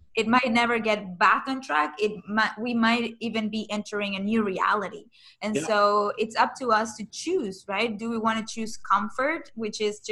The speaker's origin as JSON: {"language": "English", "town": "Caracas", "region": "Capital District", "country": "Venezuela", "tie": "born or raised there", "moved": "yes", "said": "I'm originally from Venezuela."}